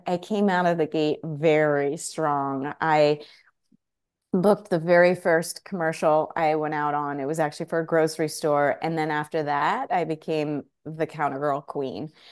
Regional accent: Cedar Grove, New Jersey, United States; also born or lived in Oxford, England / Woodland Park, New Jersey; I grew up, um, in New Jersey, Northern Jersey, a place called Cedar Grove, very close to Montclair

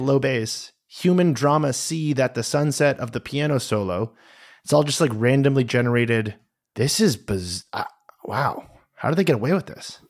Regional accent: United States; as an American

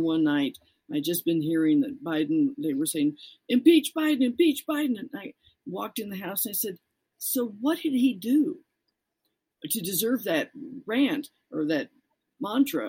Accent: Colorado, United States; I'm from Colorado

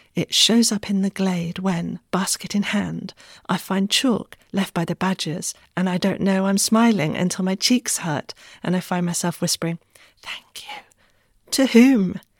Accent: Wessex, South West England, United Kingdom; moved away; I unexpectedly put down roots back home in Wessex

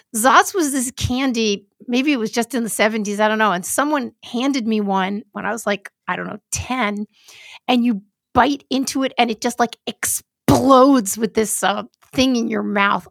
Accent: New York City, New York, United States; I grew up in New York City.

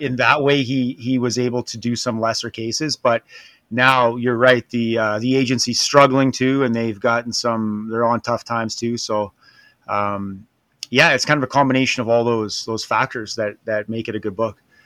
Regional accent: Canada; being Canadian

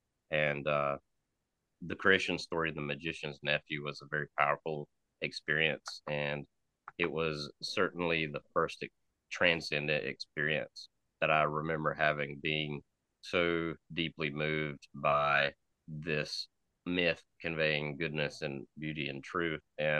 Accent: Eastern North Carolina, United States; moved away as an adult; now in Black Mountain, United States; So I grew up in Eastern North Carolina in the church, and particularly the Southern Free Will Baptist denomination, which I soon found myself at odds with.

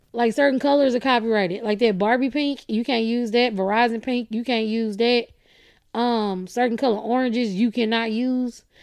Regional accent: Texas, United States; I am from Texas

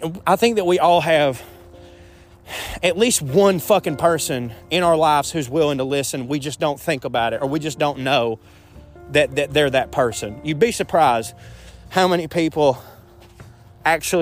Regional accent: the South, United States; I was raised a man in the South

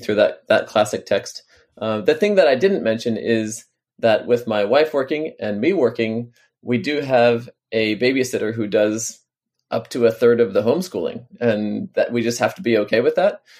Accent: on the Canadian border, New York, United States; also born or lived in Washington, D.C.; now in Baltimore, United States; I grew up on the Canadian border in New York

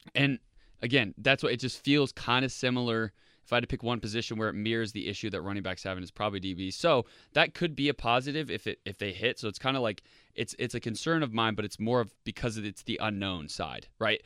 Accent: Indianapolis, Indiana, United States; I live, I grew up in Indianapolis

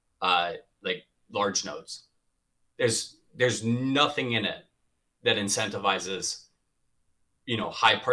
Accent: Boston, Massachusetts, United States; moved away as an adult; also born or lived in Atlanta / Miami; I grew up in the Boston area.

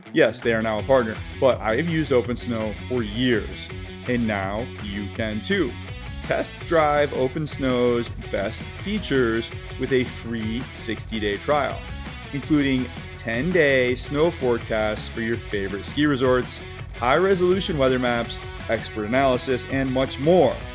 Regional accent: Michigan, United States; moved away; also born or lived in the East Coast; I grew up skiing in Michigan

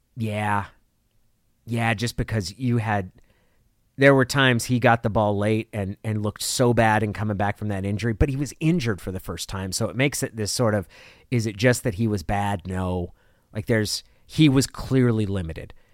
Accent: Oregon, United States; moved away as an adult; also born or lived in Seattle / Northern California; now in California, United States; I grew up in Oregon. I lived there for 15 years.

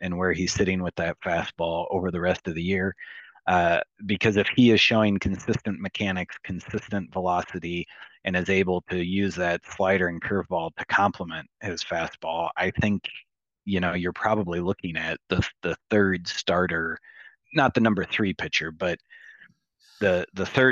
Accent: Midwest, United States; Being a Midwesterner my whole life

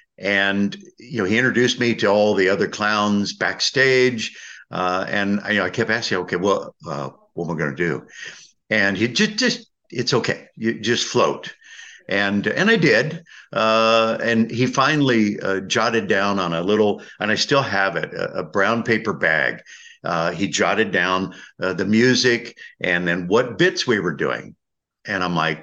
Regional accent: Indiana, United States; I'm being from Indiana

